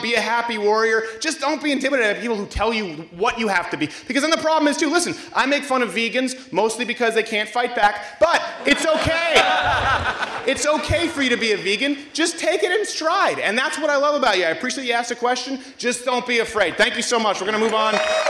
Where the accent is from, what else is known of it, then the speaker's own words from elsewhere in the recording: Canada; everyone else booing because I'm still Canadian.